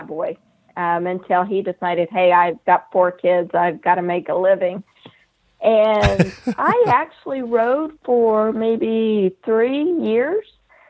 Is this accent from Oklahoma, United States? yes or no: yes; Midwest City, Oklahoma, United States; also born or lived in Pawhuska, Oklahoma; now in Stillwater, United States; I have lived here almost 30 years, so I was raised down in Midwest City, just outside of Tinker, but I was born in Pawhuska, Oklahoma